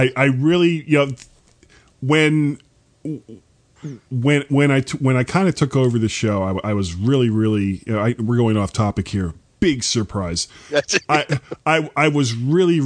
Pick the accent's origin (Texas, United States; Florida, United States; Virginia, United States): Florida, United States; South; growing up in South Florida